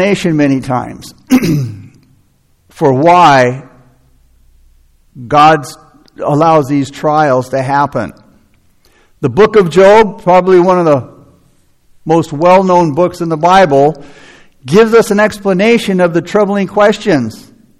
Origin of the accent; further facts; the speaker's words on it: United States; as American Christians